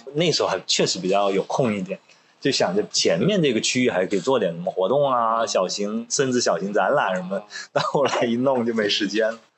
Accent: Pearl River Delta, Guangdong, China; Chinese is a second language; 我自己就是珠三角成长，而且我到了大学，我普通话都说不好，因为在广东念书，你一出学校就说粤语

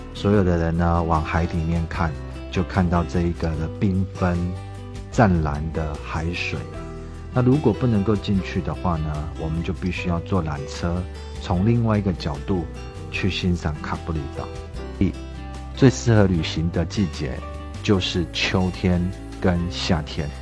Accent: China; 意大利人吃披萨跟我们中国人吃披萨不太一样

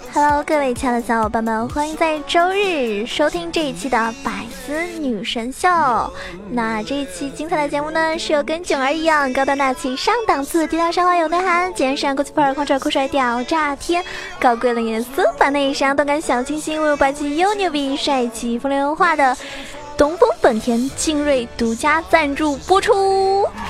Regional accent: Zhejiang, China; also born or lived in Shanghai; 我从上海搬回浙江

